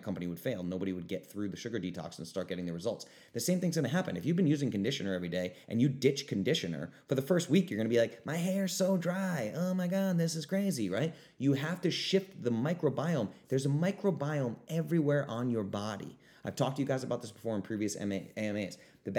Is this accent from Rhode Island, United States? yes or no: yes; Rhode Island, United States; I grew up in Rhode Island. When there was a foot of snow on the ground, my little sister would take a 2-hour shower, right?